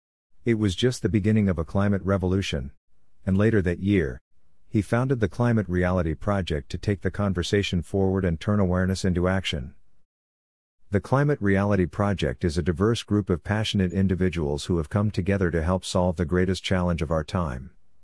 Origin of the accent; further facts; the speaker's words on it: Assam, India; from Assam, India. I grew up in Assam, India, in the middle of civil unrest